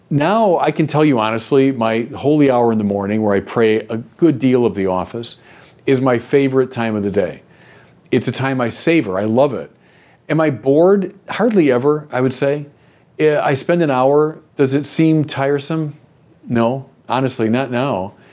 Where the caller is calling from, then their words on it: Deerfield Beach, Florida, United States; I'm from Deerfield Beach, Florida.